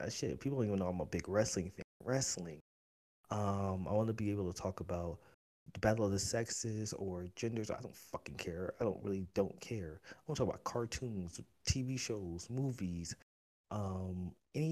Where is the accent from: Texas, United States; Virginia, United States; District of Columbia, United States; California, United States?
California, United States; Oakland; also born or lived in Las Vegas; I grew up in Oakland